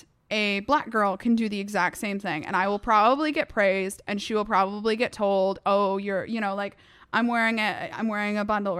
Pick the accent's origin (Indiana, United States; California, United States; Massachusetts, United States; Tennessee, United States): Massachusetts, United States; So, like, I grew up in Massachusetts.